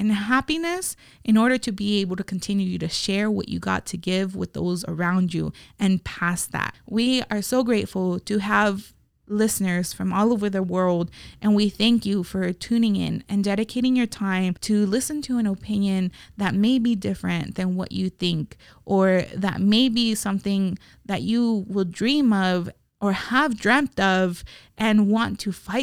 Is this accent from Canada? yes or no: no; Las Vegas, Nevada, United States; as Las Vegas locals